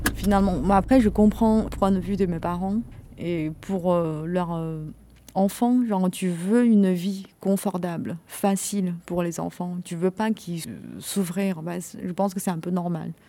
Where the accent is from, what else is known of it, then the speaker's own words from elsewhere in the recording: China; now in France; quelques années j'ai vécu en Chine, euh, c'était effacé quoi, genre mais de toute façon je suis chinois